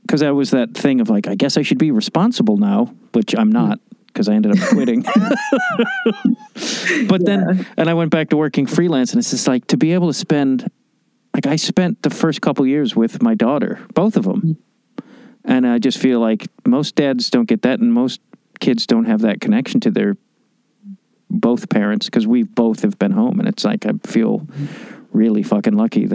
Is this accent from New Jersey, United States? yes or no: no; Chicago, Illinois, United States; moved away; I grew up in Chicago winter